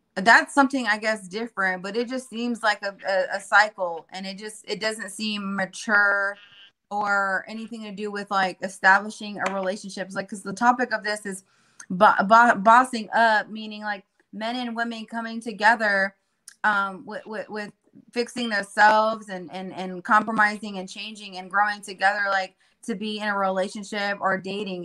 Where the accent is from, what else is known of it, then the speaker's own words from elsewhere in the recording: Jacksonville, Florida, United States; also born or lived in San Diego, California; I was raised in Jacksonville